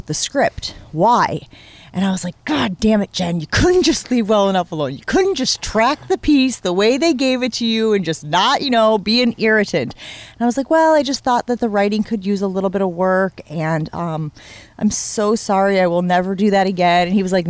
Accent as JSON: {"language": "English", "region": "Northern Illinois", "country": "United States", "tie": "born or raised there", "also_born_or_lived": "Wisconsin / Chicago", "moved": "as an adult", "lives_now": "Milwaukee, United States", "said": "I grew up in Northern Illinois"}